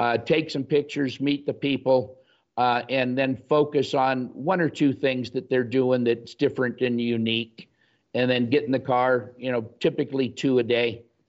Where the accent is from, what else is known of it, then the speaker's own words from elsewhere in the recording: Los Angeles, California, United States; moved away as an adult; also born or lived in Fargo, North Dakota / Saint Louis; both of us having been born and raised in Los Angeles